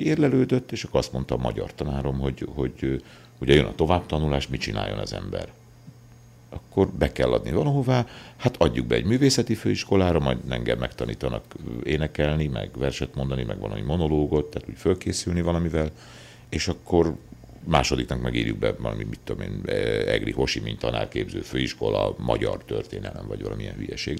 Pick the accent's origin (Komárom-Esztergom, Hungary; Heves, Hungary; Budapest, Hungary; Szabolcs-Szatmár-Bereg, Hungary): Heves, Hungary; Kömlő; also born or lived in Szolnok / Eger; Születtem falun Kömlőn, ez egy Heves megyei kis, ö, község.